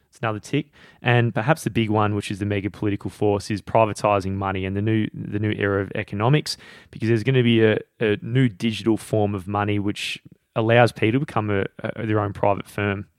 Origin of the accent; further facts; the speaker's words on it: Australia; I'm Australian